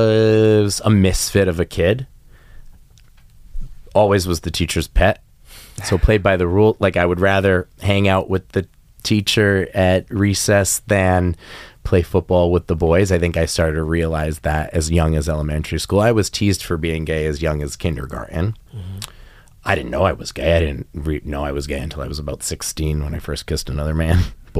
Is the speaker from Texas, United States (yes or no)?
no; Rhode Island, United States; I was raised in Rhode Island, part of New England. And again, very small state, very small school where kind of everybody knows your business.